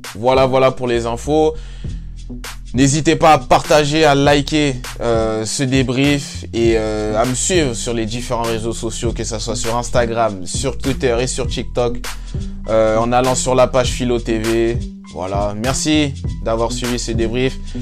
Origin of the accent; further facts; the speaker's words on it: France; en tant que Français